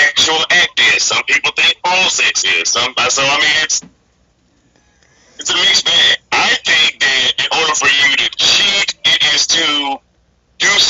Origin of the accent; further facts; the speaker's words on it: the South, United States; moved away; I'm from the South. I was born and raised in the South